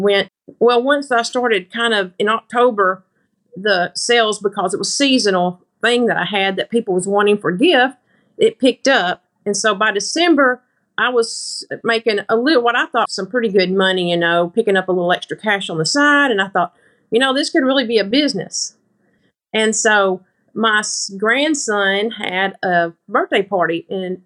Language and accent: English; Grapevine, Arkansas, United States; I'm from Grapevine, Arkansas. It's just a little small farm community. I live on a farm.